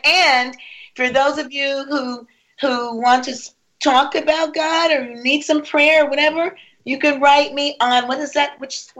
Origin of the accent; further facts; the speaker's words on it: Rochester, New York, United States; also born or lived in Harrisburg, Pennsylvania; now in Orlando, United States; from Rochester, born in Rochester.